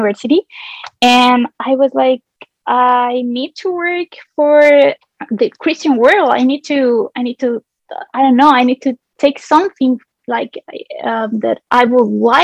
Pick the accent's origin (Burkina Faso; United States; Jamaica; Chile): Chile; English is a second language; I'm from Chile. I'm from South America. I'm an English teacher.